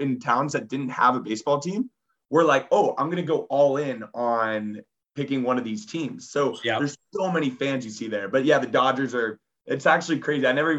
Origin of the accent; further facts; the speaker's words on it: San Diego, California, United States; we grew up in San Diego